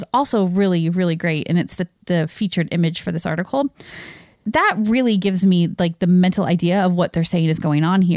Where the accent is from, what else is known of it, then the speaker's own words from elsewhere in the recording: United States; we're American